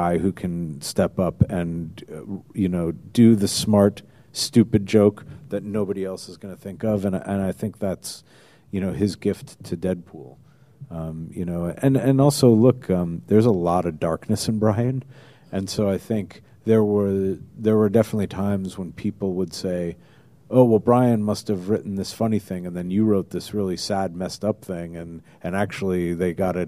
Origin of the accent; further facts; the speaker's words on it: New Jersey, United States; also born or lived in Manhattan, New York; my folks moved us out to New Jersey along about the summer of Sam.